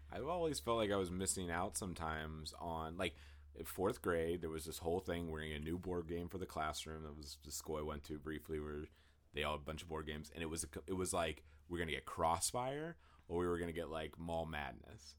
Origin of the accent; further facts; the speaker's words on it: Western Pennsylvania, United States; I grew up in Western Pennsylvania